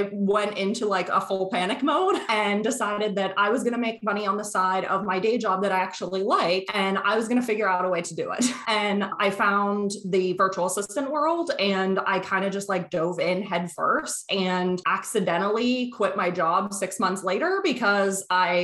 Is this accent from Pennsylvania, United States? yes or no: yes; Pennsylvania, United States; now in Boston, United States; I live outside of Boston now, but I'm originally from Pennsylvania and my whole family is there